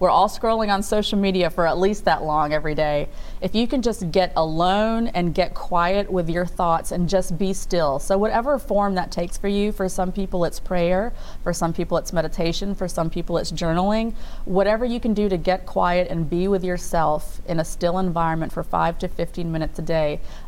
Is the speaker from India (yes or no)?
yes; India; Again, obviously I'm biased, I'm Indian, so I grew up with all these Eastern traditions.